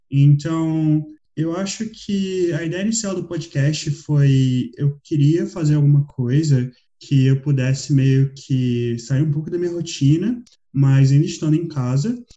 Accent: Rio de Janeiro, Brazil; moved away as an adult; also born or lived in Switzerland; now in Portugal; Eu morei 18 anos no Rio de Janeiro, onde eu nasci, morei 4 anos na Suíça e estou aqui há alguns meses em Portugal.

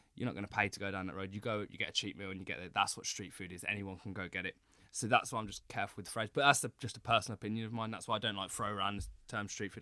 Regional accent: United Kingdom; moved away as an adult; also born or lived in Singapore; I'm so used to being in the U K. Like, it's, it's weird being mixed race in the U K

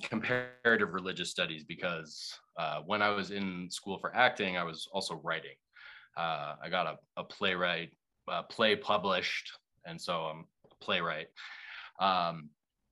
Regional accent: Boston, Massachusetts, United States; growing up in Boston, I was very liberal

